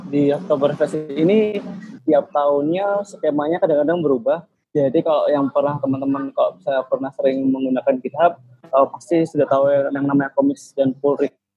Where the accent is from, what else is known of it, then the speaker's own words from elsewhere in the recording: Surabaya, East Java, Indonesia; Aku asli Surabaya.